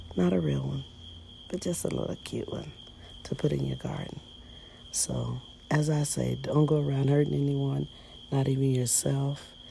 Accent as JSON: {"language": "English", "country": "United States", "said": "we're just as American as you guys are"}